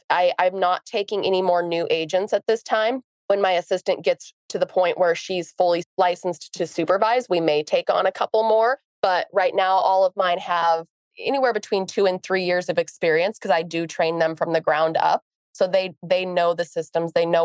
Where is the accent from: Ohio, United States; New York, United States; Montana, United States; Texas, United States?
Montana, United States; We're from Montana.